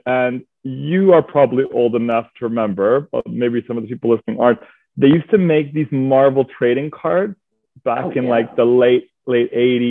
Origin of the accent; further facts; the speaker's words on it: Montreal, Quebec, Canada; moved away as an adult; now in London, United Kingdom; So I'm originally from Montreal, Quebec, Canada. My mother's French Canadian. My dad is English Canadian. And I moved to London about 8, almost 9 years ago coming up.